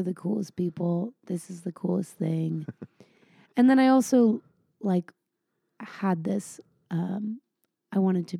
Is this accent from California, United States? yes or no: yes; San Diego, California, United States; I grew up in San Diego